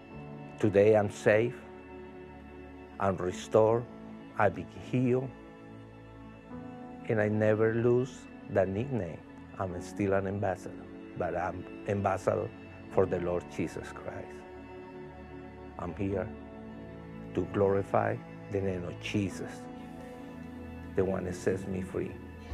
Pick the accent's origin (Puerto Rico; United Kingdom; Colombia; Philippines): Colombia; moved away; I'm from Colombia, so a lot of you can figure it out where I came from